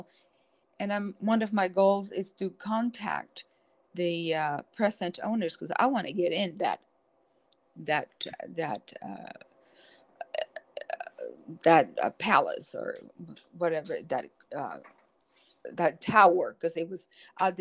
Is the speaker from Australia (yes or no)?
no; Cuba; now in United States; The Cubans